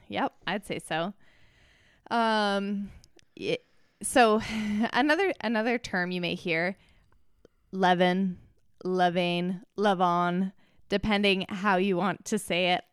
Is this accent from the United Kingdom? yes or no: no; Canada; I'm from Canada.